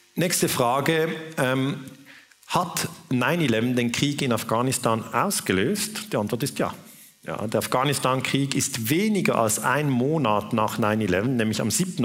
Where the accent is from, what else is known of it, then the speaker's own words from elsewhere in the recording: Switzerland; ich bin Schweizer